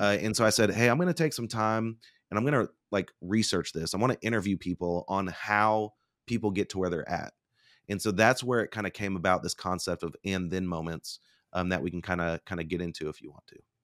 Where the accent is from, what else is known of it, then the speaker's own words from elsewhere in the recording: Bartlesville, Oklahoma, United States; I'm a Oklahoma boy. So, I grew up in Bartlesville, Oklahoma